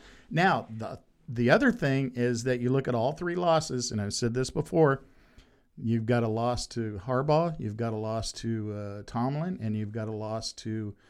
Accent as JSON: {"language": "English", "town": "Louisville", "region": "Kentucky", "country": "United States", "said": "I'm from Louisville, Kentucky, so I am a fan of Lamar Jackson."}